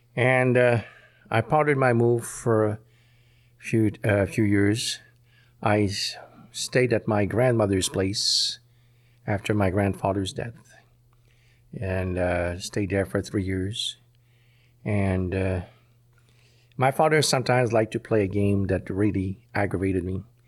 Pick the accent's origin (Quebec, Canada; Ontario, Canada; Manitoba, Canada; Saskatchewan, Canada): Quebec, Canada; Montreal; I was born in Montreal